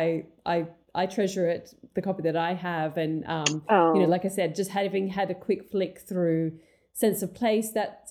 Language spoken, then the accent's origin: English; England, United Kingdom; I actually grew up in England